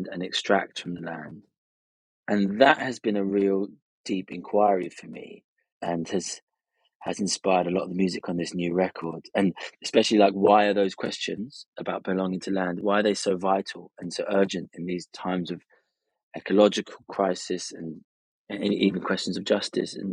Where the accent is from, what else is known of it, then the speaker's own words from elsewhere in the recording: Cambridge, East of England, United Kingdom; also born or lived in Ibiza, Spain; I live between the UK, where I'm from, born and raised here